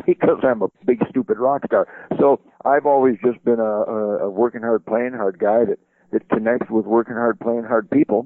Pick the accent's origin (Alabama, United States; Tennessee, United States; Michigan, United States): Michigan, United States; Detroit; because I'm from Detroit. I was born in Detroit